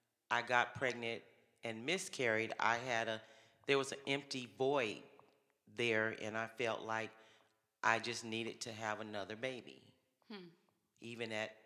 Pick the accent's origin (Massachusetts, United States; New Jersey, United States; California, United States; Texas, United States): California, United States; San Bernardino; I'm from San Bernardino, California.